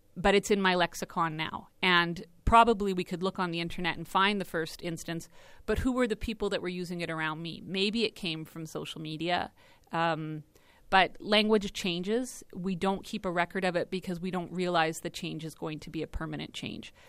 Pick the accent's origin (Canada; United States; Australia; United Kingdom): Canada; Watson, Saskatchewan; also born or lived in Eston, Saskatchewan; I was born in Eston and, uh, raised in Watson